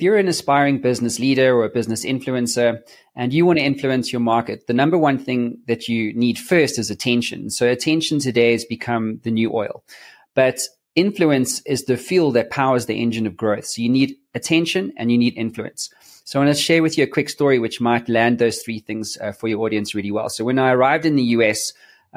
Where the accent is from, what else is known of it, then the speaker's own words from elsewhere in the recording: South Africa; I'm from South Africa